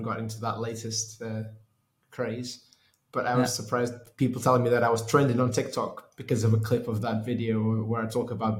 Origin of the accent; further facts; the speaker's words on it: Lisbon, Portugal; moved away as an adult; also born or lived in United Kingdom; I'm from Portugal. I grew up in Lisbon, moved to the UK to study engineering